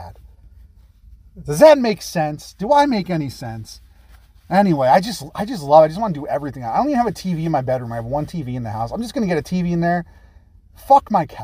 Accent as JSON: {"language": "English", "country": "United States", "said": "We're Americans"}